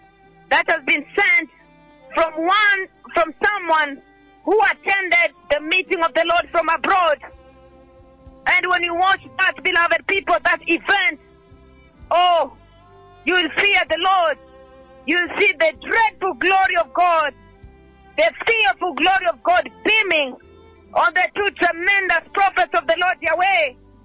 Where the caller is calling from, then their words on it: Nairobi, Kenya; And I'm calling from Nairobi